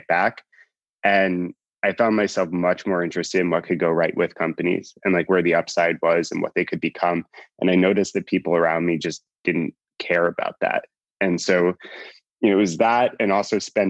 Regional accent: New York, United States; So I grew up in New York.

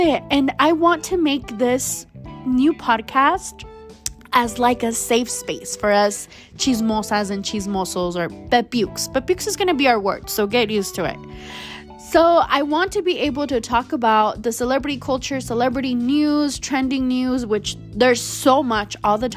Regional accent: El Paso, Texas, United States; I am a Mexican-American Latina, born and raised in El Paso, Texas, far out in West Texas.

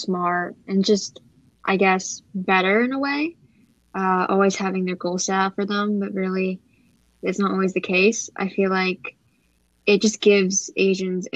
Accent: United States; I'm Chinese American and I am a first generation here in America. My parents are immigrants from China.

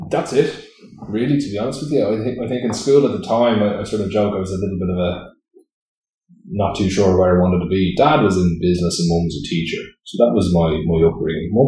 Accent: Greystones, County Wicklow, Ireland; I grew up actually in Greystones, so born into Greystones, born into Applewood Heights, up the road. Mum was actually originally from Greystones.

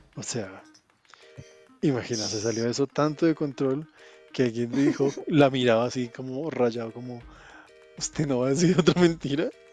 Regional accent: Colombia

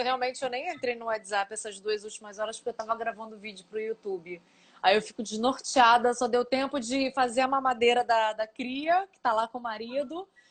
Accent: Rio de Janeiro, Brazil; eu sou aqui do Rio

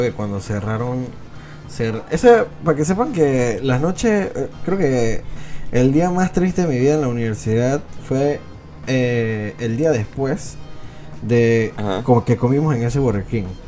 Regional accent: Venezuela; nací en Venezuela

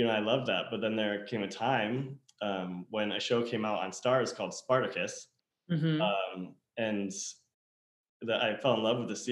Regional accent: upstate New York, United States; moved away; we both come from upstate New York, small town, very small town in rural New York

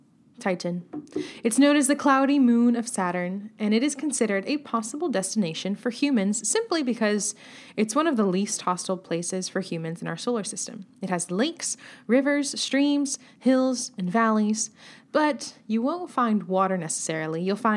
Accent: California, United States; I'm from California. I was in Chicago, and I actually thought my eyeballs were going to freeze over.

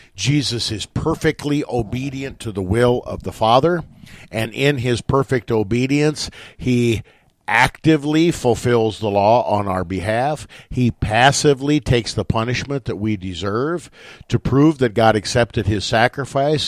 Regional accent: West Point, United States; moved away; my hometown of West Point

